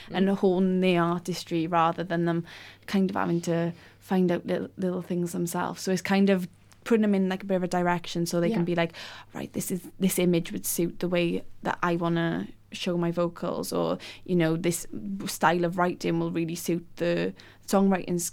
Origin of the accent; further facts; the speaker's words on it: Wales, United Kingdom; moved away; growing up in Wales, especially in the valleys